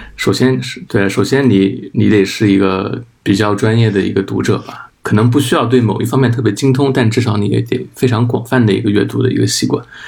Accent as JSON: {"language": "Chinese", "region": "Anhui", "country": "China", "said": "我是安徽人"}